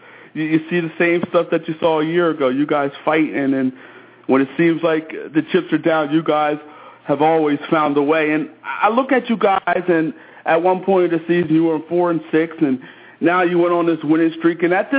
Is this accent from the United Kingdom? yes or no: no; Philadelphia, Pennsylvania, United States; moved away; also born or lived in Connecticut; I grew up in the Philadelphia area myself.